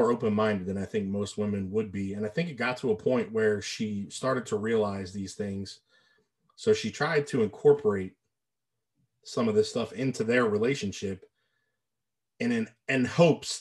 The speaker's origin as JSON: {"language": "English", "town": "New Orleans", "region": "Louisiana", "country": "United States", "tie": "born or raised there", "said": "I was born 1980 in New Orleans, Louisiana"}